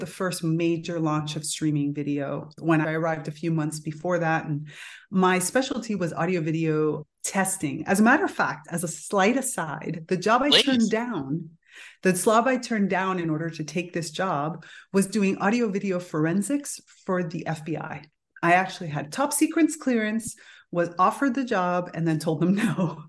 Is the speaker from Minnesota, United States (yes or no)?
no; Miami, Florida, United States; Yeah, so I grew up in Miami, which of course being Cuban means that I was, and I'm Miami in the 1980s.